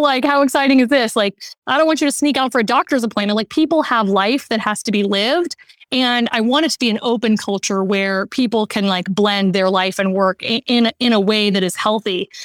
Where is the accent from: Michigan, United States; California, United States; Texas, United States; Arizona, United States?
Texas, United States; Austin; I grew up in Austin, Texas